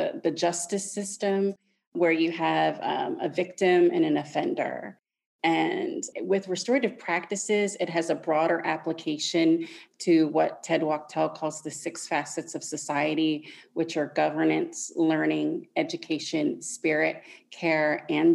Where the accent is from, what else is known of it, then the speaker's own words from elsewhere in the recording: United States; moved away as an adult; as an expat and as an American